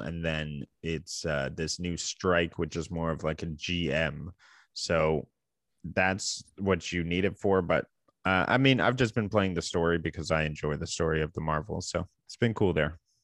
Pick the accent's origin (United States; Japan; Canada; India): Canada; we are two Canadian gaming enthusiasts